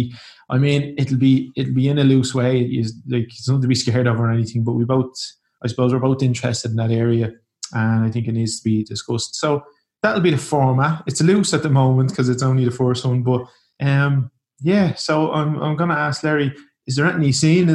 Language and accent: English; Ireland; now in Portugal; I'm proud to be Irish